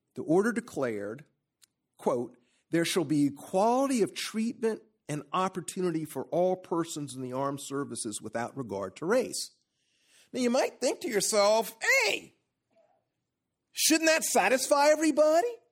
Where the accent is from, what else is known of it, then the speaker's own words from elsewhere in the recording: Columbia, South Carolina, United States; I'm a South Carolinian. I was born in Columbia, South Carolina